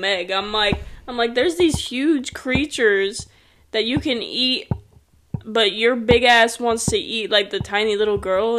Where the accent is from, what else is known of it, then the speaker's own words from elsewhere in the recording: Florida, United States; growing up in Florida